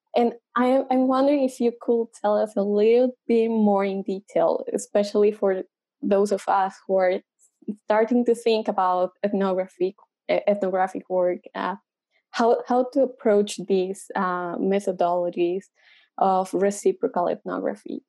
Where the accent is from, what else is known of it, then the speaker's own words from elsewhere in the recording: Colombia; now in United States; I'm from Colombia and a PhD student in ethnomusicology.